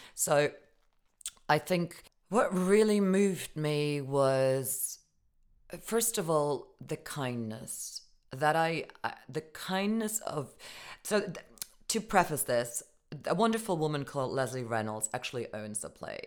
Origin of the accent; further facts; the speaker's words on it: Germany; moved away; growing up in Germany